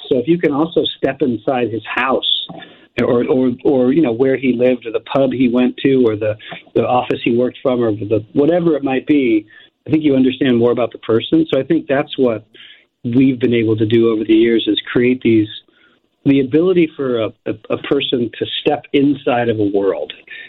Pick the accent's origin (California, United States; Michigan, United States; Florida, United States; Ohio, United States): Ohio, United States; Cleveland; I grew up in Cleveland, Ohio, and I was the youngest of 6 kids